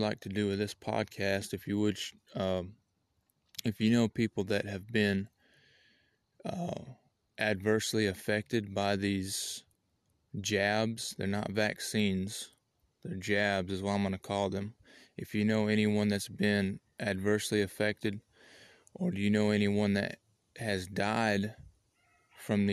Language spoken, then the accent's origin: English; United States; I'm an American citizen